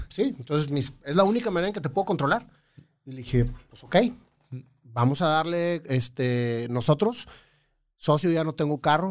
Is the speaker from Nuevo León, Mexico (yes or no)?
yes; Monterrey, Nuevo León, Mexico; also born or lived in Chihuahua; Yo soy de aquí de Monterrey. Sin embargo, viví cinco años en Chihuahua, cinco inolvidables años